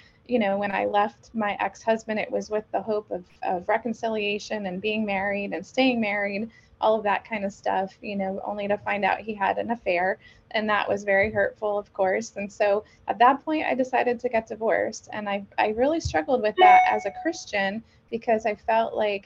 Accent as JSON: {"language": "English", "region": "New York", "country": "United States", "moved": "as an adult", "lives_now": "Pennsylvania, United States", "said": "I'm originally from New York, but I moved here to Pennsylvania."}